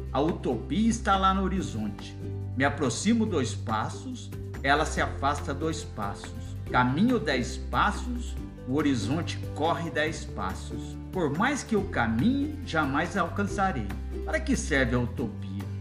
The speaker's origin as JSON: {"language": "Portuguese", "town": "Águas da Prata", "region": "São Paulo", "country": "Brazil", "said": "confesso, estou com saudades da roça. Sou de Águas"}